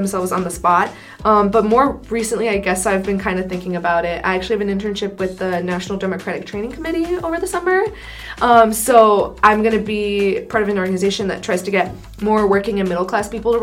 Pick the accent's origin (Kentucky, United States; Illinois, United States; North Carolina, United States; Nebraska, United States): Illinois, United States; Downers Grove; I grew up in suburbs outside of Chicago, so Downers Grove, Darien area